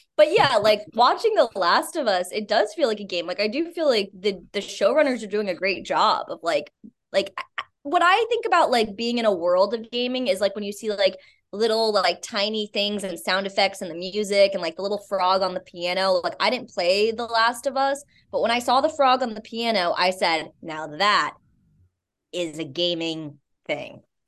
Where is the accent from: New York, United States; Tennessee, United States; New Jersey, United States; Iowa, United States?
New York, United States; Albany; I'm originally from upstate New York